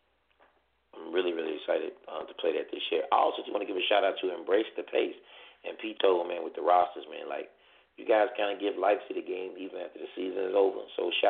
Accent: Chicago, Illinois, United States; I'm from Chicago

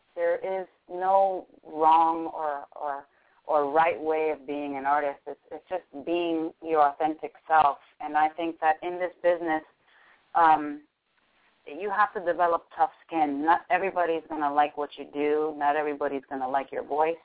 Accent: Miami, Florida, United States; born and raised in Miami, Florida

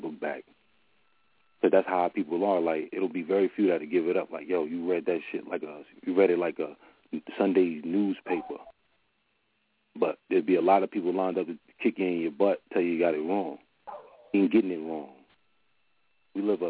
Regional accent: New Jersey, United States; I'm from Jersey

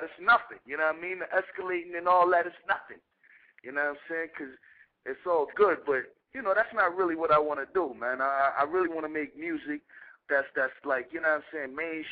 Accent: New York City, New York, United States; We grew up in Castle Hill together. I was on the 9th floor. He was on the 8th floor, 2280, in the same building

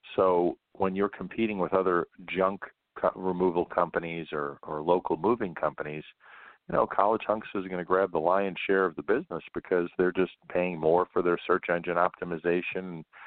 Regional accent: New York, United States; moved away as an adult; I grew up in New York and uh, spent a lot of time in Manhattan

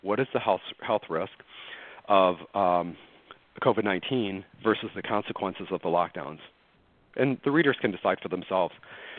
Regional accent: United States; I was recreationally, just as an American, following the two cruise ships that were quarantined in February and March.

